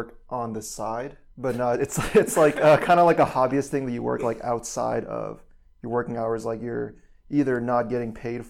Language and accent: English; San Francisco, California, United States; Yeah, I'm from San Francisco.